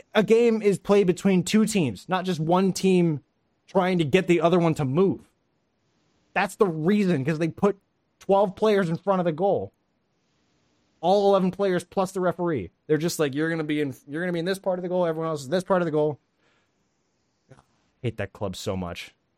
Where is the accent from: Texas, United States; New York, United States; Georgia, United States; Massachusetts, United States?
Georgia, United States; Atlanta; my hometown Atlanta